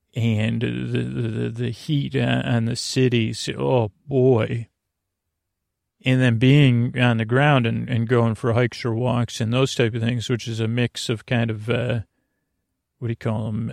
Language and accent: English; Syracuse, New York, United States; someone from Syracuse